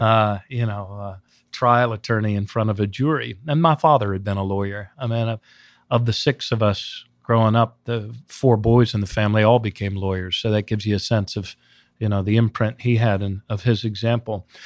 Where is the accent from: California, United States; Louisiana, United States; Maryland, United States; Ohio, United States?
Maryland, United States; Montgomery County; also born or lived in Baltimore, Maryland; this Montgomery County kid who grew up in the Washington suburbs